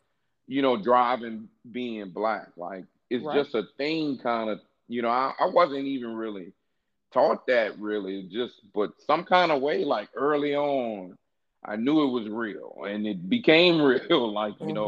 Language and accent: English; Louisiana, United States; I'm from Louisiana too